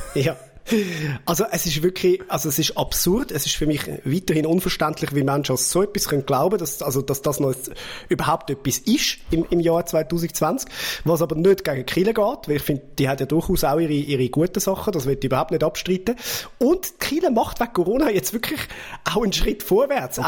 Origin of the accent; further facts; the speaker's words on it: Zurich, Switzerland; dass ich aus Zürich bin